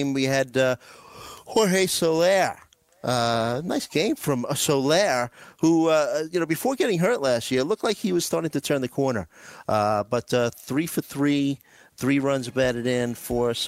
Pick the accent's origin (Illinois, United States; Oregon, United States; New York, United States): New York, United States; New York City; growing up in New York City